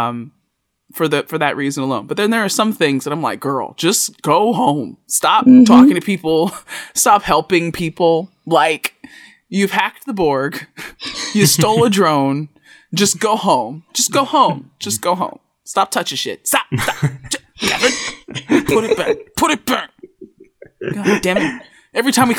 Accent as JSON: {"language": "English", "country": "United States", "said": "being an American"}